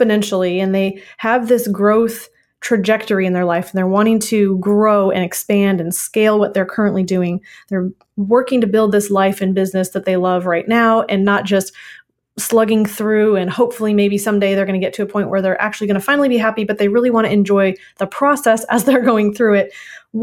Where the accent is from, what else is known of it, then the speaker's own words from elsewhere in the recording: Minnesota, United States; I am from Minnesota. So it's a very familiar type of accent to me from my growing up years